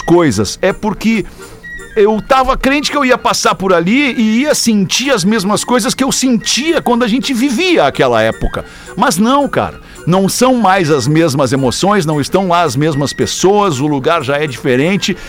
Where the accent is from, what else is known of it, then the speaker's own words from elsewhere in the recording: Porto Alegre, Rio Grande do Sul, Brazil; bairro Bonfim, que é o bairro onde eu nasci, me criei e moro até hoje aqui em Porto Alegre